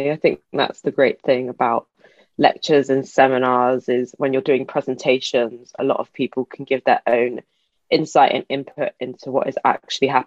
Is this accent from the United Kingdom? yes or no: yes; England, United Kingdom; also born or lived in Middle East; my background, um, as you might be able to hear, I'm from England, but I also grew up partly in the Middle East.